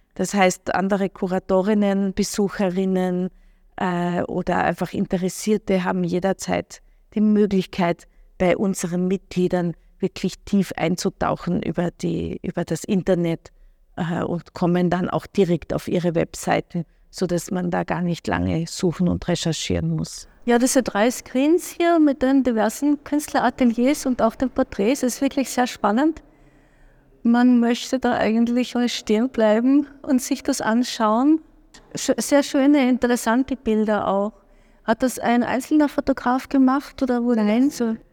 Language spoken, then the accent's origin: German; Klagenfurt, Carinthia, Austria; also born or lived in Wolfsberg; now in Vienna, Austria; ich bin in Klagenfurt aufgewachsen, äh, in Wolfsberg geboren, bin ans slowenische Gymnasium gegangen